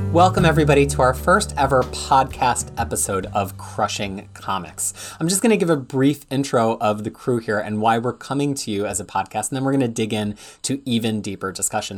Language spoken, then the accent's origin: English; Philadelphia, Pennsylvania, United States; moved away as an adult; now in Wellington, New Zealand; I moved from Philadelphia, where Freya is now, where I lived my entire life, to Wellington, New Zealand in twenty seventeen